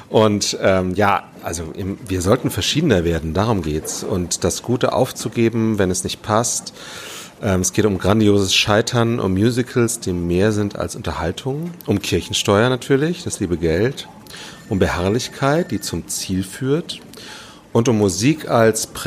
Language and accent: German; Witten, North Rhine-Westphalia, Germany; Wir sitzen hier in Witten, meiner Heimatstadt.